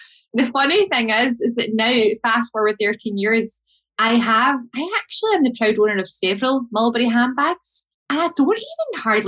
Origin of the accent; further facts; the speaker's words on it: Glasgow, Scotland, United Kingdom; I'm from Glasgow.